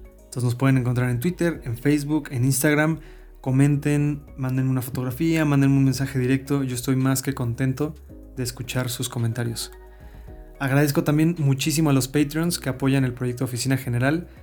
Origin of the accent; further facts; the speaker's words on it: Mexico; un hijo de chilenos que tuvo una educación mexicana normal